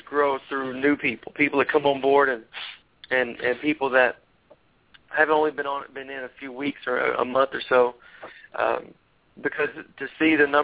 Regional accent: Tennessee, United States; I'm from Tennessee

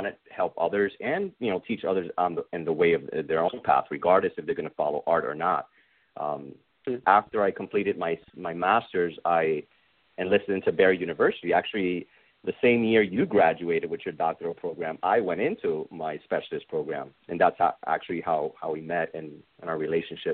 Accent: Cidra, Puerto Rico; moved away as an adult; also born or lived in Bronx, New York / Stratford, Connecticut / Caguas, Puerto Rico; now in United States; We moved back to Puerto Rico. So, I learned English first, and then I had to learn Spanish all over again, like I was a little kid. And then eventually I went, my elementary years, middle school, and then high school. And I graduated in Puerto Rico

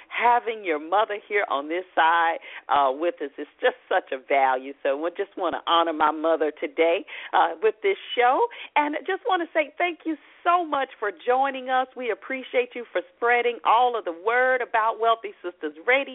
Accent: Atlanta, Georgia, United States; my hometown, Atlanta

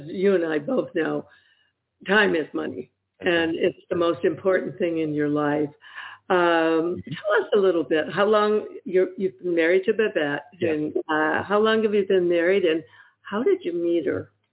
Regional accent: Michigan, United States; now in Ohio, United States; I'm actually from Michigan

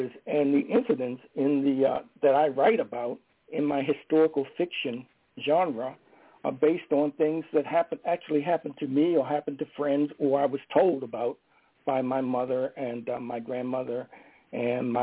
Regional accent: Baltimore, Maryland, United States; moved away as an adult; a black man growing up in Baltimore, Maryland, in the 1940s, 50s, and 60s, I left for Baltimore in 1961.

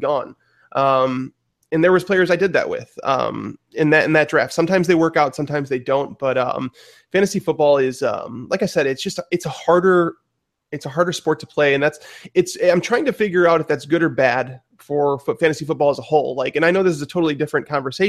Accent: Chicago, Illinois, United States; where we're from Chicago

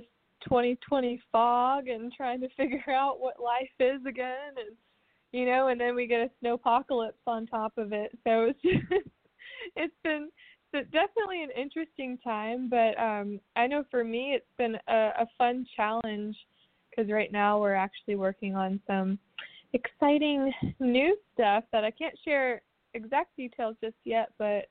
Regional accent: Nashville, Tennessee, United States; This is my hometown. I was born here and lived here my entire life.

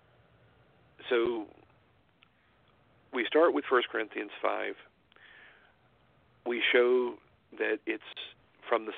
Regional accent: Georgia, United States; now in Utah, United States; I was born in Georgia and I'm out here in Utah

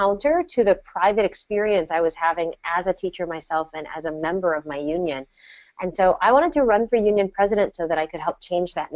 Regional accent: Hibbing, Minnesota, United States; moved away; we grew up together. And Hibbing is a small town

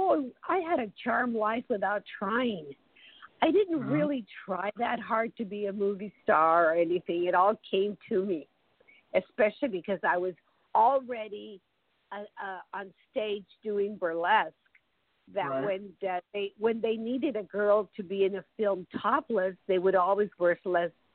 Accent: El Paso, Texas, United States; first language Spanish; English is a second language; moved away; also born or lived in Ciudad Juárez, Chihuahua, Mexico / California; I was raised in El Paso, Texas, but I was born in Juarez, Chihuahua

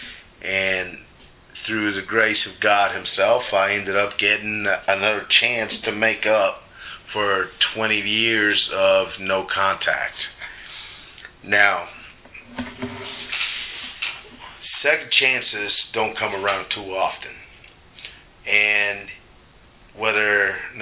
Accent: Puerto Rico; I was born in Puerto Rico, raised from an upper middle class family

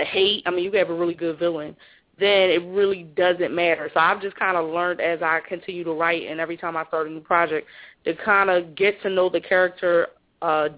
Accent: Philadelphia, Pennsylvania, United States; growing up in Philly

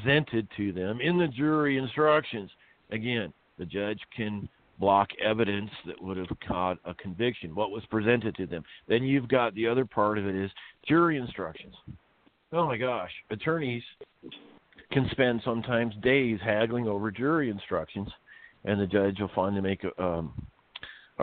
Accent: Iowa, United States; moved away as an adult; also born or lived in Maryland; now in California, United States; I was raised in Iowa

